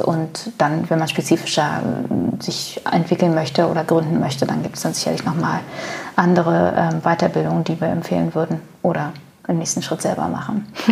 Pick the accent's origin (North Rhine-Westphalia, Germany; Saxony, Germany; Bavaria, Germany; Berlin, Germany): Berlin, Germany; ich bin in, in meinem in ostdeutschen Umfeld groß geworden. Also ich bin in, im Osten geboren, aus Berlin geboren.